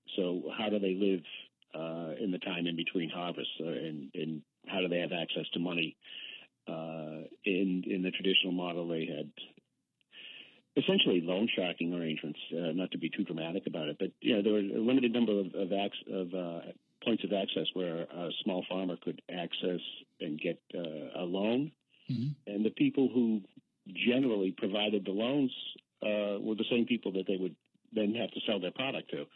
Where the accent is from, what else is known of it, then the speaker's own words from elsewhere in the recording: Boston, Massachusetts, United States; I grew up in Boston proper